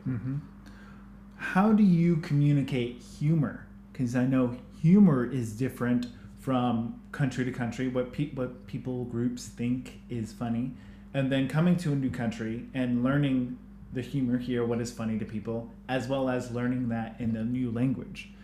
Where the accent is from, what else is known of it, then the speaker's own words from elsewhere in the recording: United States; accent: American; moved away as an adult; now in New Zealand; I was American, not just by my accent